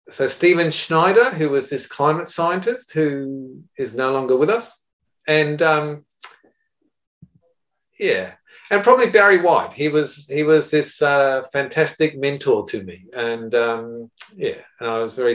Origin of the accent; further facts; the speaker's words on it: Japan; I was brought up in Japan with my parents, my father in engineering, and my mother was a doctor, and they were missionaries in Japan.